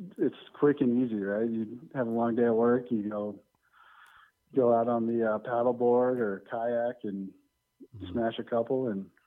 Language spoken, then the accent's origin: English; Denver, Colorado, United States; born and raised in Denver.